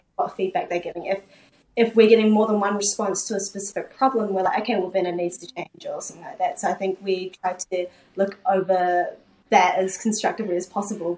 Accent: New Zealand; born or raised there; also born or lived in South Korea

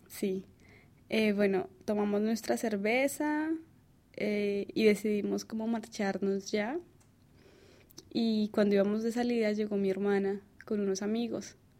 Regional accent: Colombia; moved away

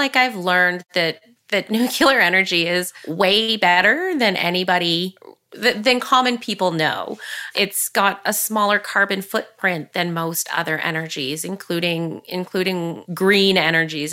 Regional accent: Curve Lake, Ontario, Canada; I grew up here in Curve Lake, surrounded by family and cousins.

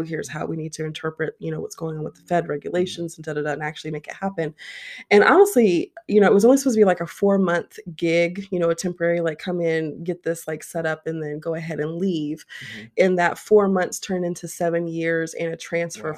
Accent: Ohio, United States; moved away as an adult; now in Arizona, United States; I am born and raised Ohio. Yes, I am an Ohio girl all of my days

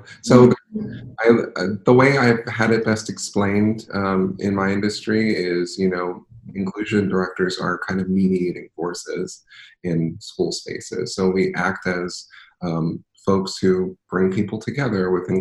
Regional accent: Philadelphia, Pennsylvania, United States; I'm from Philadelphia, city of brotherly, sisterly, personally love.

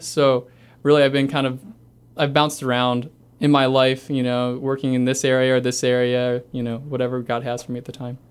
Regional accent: Carlisle, Ohio, United States; also born or lived in Cleveland, Ohio; I grew up in a little town called Carlisle, Ohio. I was born near Cleveland and then moved to Carlisle. I was there pretty much my whole life

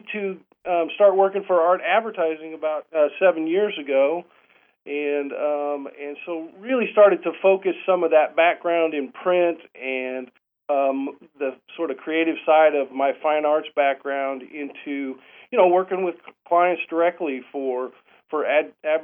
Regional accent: Marshalltown, Iowa, United States; also born or lived in Northeast Arkansas; now in Arkansas, United States; I was born and raised in Marshalltown, Iowa

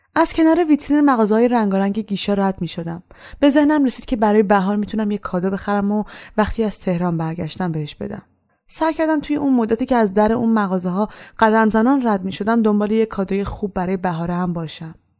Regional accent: Iran; moved away as an adult; من از ایران به خاطر اعتقاداتم اومدم بیرون

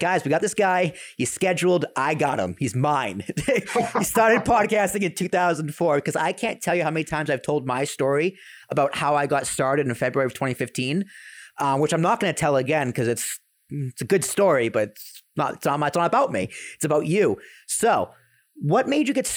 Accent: New England, United States; I grew up in New England.

